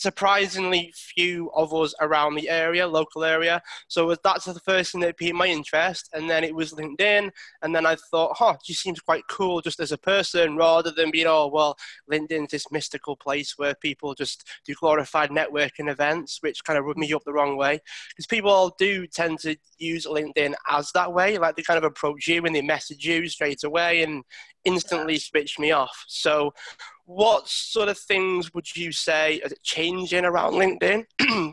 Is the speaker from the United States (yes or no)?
no; Widnes, North West England, United Kingdom; I'm actually originally from Widnes.